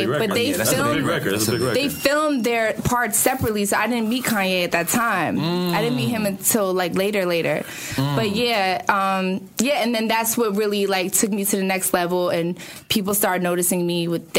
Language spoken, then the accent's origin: English; Philadelphia, Pennsylvania, United States; moved away as an adult; now in California, United States; I'm like, yo, I was born and raised in Borden Ellsworth.